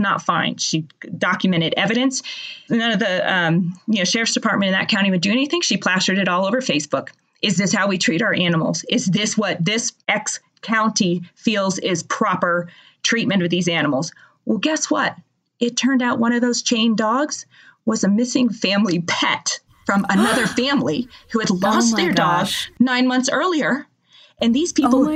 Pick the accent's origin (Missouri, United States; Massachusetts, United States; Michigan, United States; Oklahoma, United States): Massachusetts, United States; now in Georgia, United States; I am originally from Massachusetts. I grew up there.